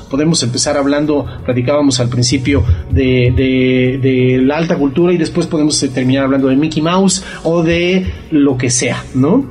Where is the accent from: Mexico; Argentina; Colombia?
Mexico; lo que somos nosotros como cultura mexicana